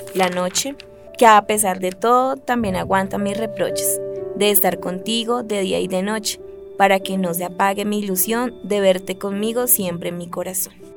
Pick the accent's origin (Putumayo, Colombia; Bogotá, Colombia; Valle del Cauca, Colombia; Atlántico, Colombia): Putumayo, Colombia; now in Bogotá, Colombia; Yo nací en el Putumayo el 7 de diciembre del 86